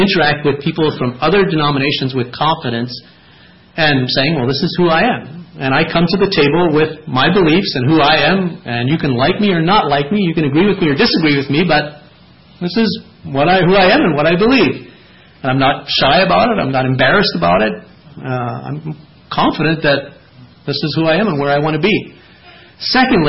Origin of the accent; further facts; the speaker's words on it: Lancaster Conference, Lancaster area, Pennsylvania, United States; moved away; also born or lived in Dryden, Ontario; I was raised in Lancaster Conference